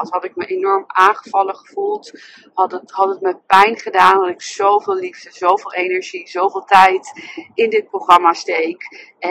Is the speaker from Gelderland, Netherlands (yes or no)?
yes; Nijmegen, Gelderland, Netherlands; now in Amsterdam, Netherlands; zelf in Amsterdam. En ik kom oorspronkelijk uit Nijmegen.